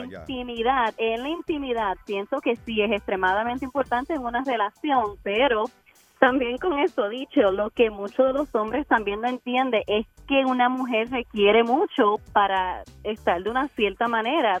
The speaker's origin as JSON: {"language": "Spanish", "country": "Puerto Rico", "tie": "born or raised there", "said": "yo sí me crié bastante pobre en Puerto Rico"}